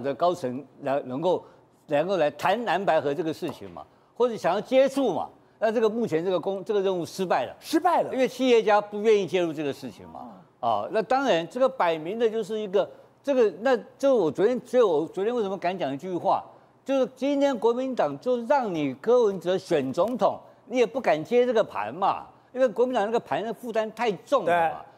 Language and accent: Chinese; Taipei, Taiwan; 我是台北富台新村长大，我是富台新村的老大，我从小就知道怎么样当老大